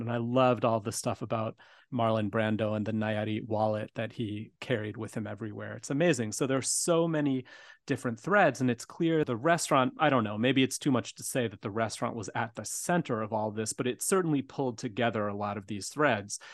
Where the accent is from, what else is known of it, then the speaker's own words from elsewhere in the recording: Tucson, Arizona, United States; now in Chicago, United States; growing up in Tucson